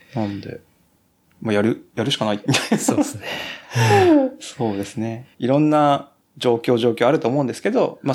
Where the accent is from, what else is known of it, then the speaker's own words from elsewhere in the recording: Kumamoto, Japan; 熊本生まれの四十歳の中年